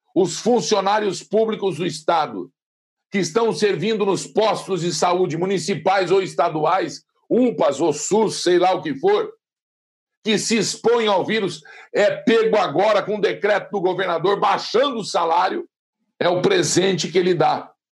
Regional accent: Brazil; nós somos livres e somos brasileiros

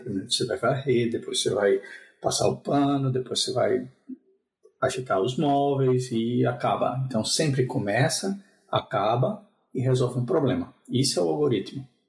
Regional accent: João Pessoa, Paraíba, Brazil; now in Spain; eu sou natural de João Pessoa

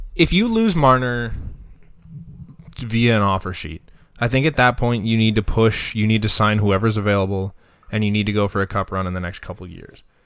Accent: Canada; as a Canadian

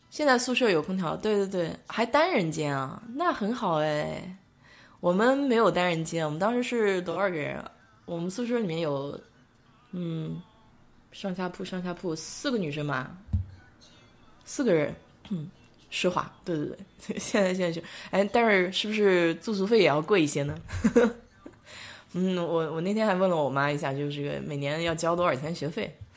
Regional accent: Nanjing, Jiangsu, China; accent: Nanjing dialect; now in Israel; 我们南京话就讲得就比较粗了

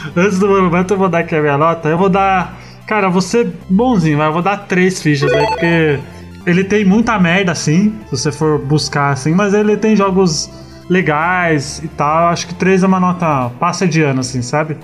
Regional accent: São Paulo, Brazil; eu sou aqui da Zona Sul de São Paulo

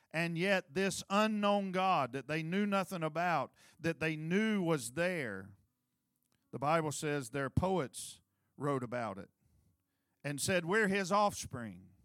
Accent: United States; I grew up in Clydeeville

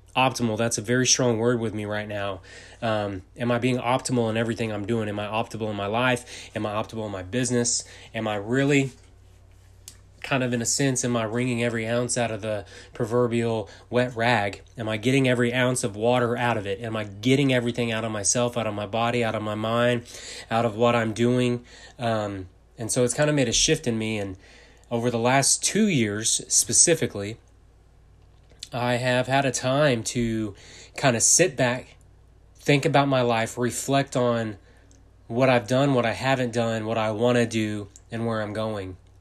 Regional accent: Texas, United States; I'm from Texas.

